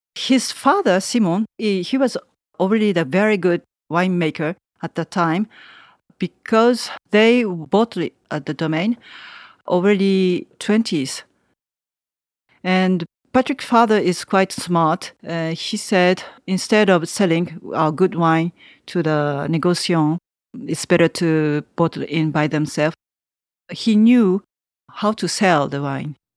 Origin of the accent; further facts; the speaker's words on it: Tokyo, Japan; English is a second language; moved away as an adult; now in Savigny, France; A big city like Tokyo, I'm from Tokyo.